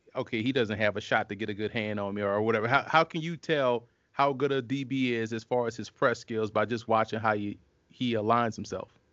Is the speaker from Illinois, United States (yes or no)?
no; New Orleans, Louisiana, United States; I'm from Louisiana. I'm born and raised in New Orleans